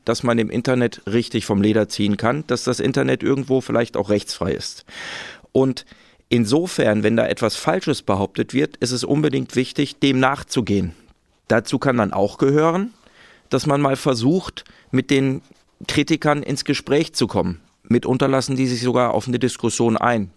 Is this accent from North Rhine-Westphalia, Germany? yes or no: yes; Ruhr area, North Rhine-Westphalia, Germany; ich bin aus dem Ruhrgebiet